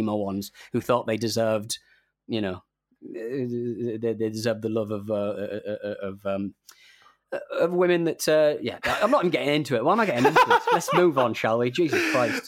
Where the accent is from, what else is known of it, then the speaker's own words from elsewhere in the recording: England, United Kingdom; as an Englishman